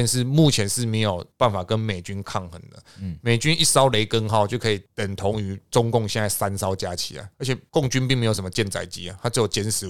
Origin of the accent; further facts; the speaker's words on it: Taiwan; 我们台湾那边吵，我们兵役不要恢复一年。